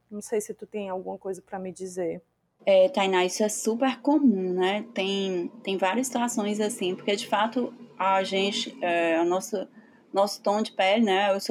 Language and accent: Portuguese; Ceará, Brazil; Em algumas situações a gente pode sim ter sido vítima de racismo como cearenses